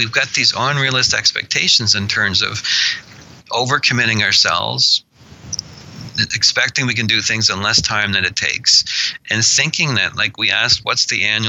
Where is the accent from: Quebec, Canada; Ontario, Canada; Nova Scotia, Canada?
Nova Scotia, Canada; Annapolis Valley; I was born in the Annapolis Valley